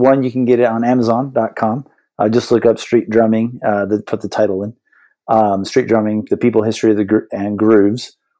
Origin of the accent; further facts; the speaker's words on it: San Diego, California, United States; I grew up in San Diego, California